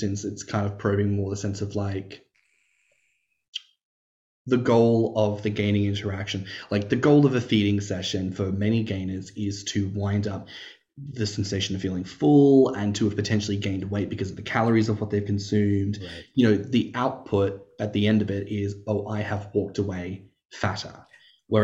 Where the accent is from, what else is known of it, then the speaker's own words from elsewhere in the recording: Australia; I'm Australian